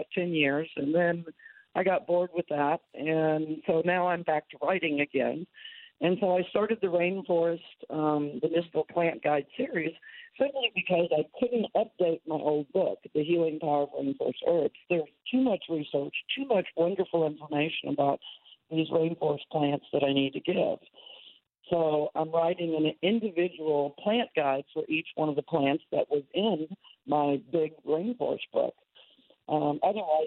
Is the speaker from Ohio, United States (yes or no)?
no; Houston, Texas, United States; I grew up in Houston